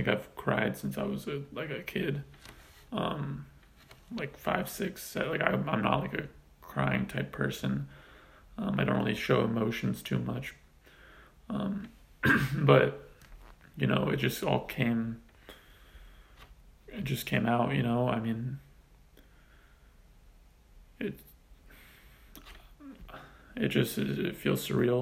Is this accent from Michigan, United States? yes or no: no; Southern California, United States; Growing up in Southern California, diehard Los Angeles Laker fan